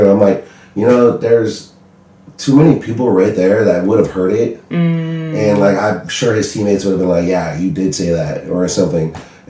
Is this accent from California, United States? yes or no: yes; San Bernardino, California, United States; I am originally from San Bernardino, California.